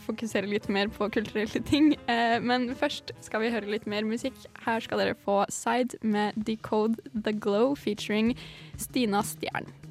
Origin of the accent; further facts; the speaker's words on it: Larvik, Vestfold, Norway; moved away; hjemme i Larvik